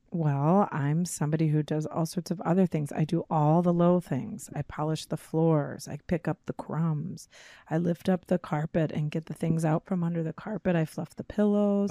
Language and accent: English; Chicago, Illinois, United States; born or raised there